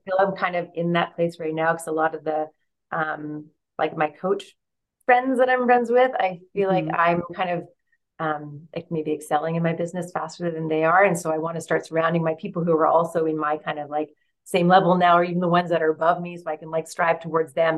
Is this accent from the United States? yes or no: no; Vancouver, British Columbia, Canada; moved away as an adult; also born or lived in London; I find myself back in Vancouver, Canada, in my hometown